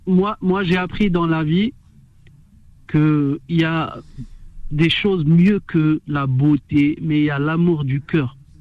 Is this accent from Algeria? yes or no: yes; Algiers, Algiers Province, Algeria; moved away as an adult; now in France; moi je suis d'Alger, j'ai quitté Alger